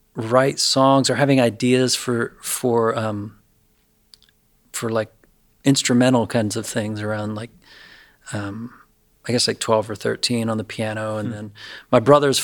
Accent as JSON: {"language": "English", "town": "Lewisburg", "region": "Pennsylvania", "country": "United States", "tie": "born or raised there", "moved": "yes", "said": "I grew up in Lewisburg, which is a beautiful little Victorian river town in north central Pennsylvania"}